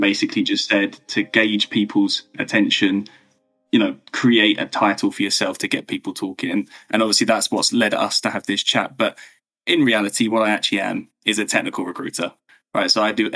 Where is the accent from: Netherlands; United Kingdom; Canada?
United Kingdom; England; also born or lived in Berlin, Germany; So born, raised in England